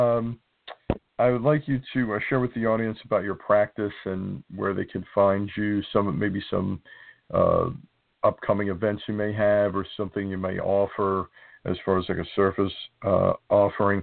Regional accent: New Jersey, United States; I'm from New Jersey

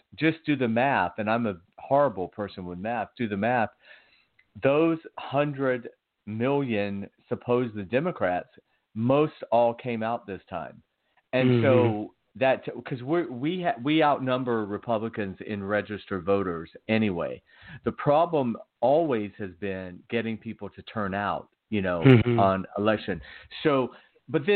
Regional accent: Georgia, United States; my home state of Georgia

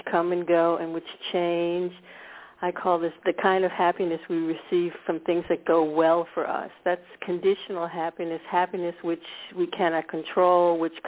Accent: United States; moved away as an adult; now in Scandinavia; I was born in America. I grew up actually in a suburb of Washington, D.C.

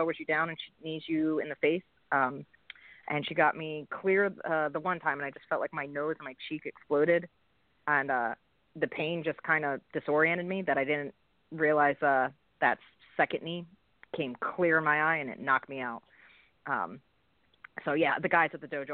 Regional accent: Philadelphia, Pennsylvania, United States; in Philadelphia, my hometown

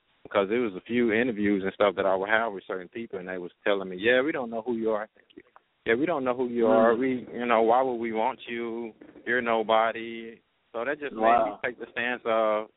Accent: Dallas, Texas, United States; I'm from Dallas, Texas, born and raised.

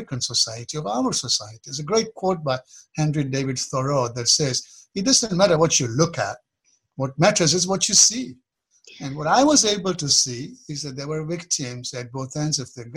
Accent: Kenya; moved away as an adult; now in United States; I was born in Kenya, although my roots are Eastern. And I moved to the U.S. in the middle 70s

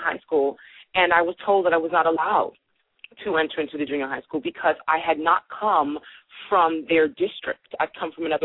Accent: Brooklyn, New York, United States; I grew up in Brooklyn in a brownstone

